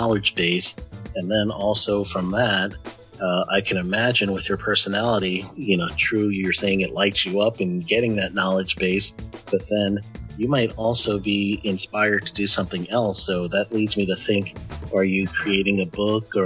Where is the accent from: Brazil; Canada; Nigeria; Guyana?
Guyana; also born or lived in United States; we're from a Afro-Caribbean community. We're born and raised in Guyana. Well, I was born in America, but I became a Guyanese citizen later on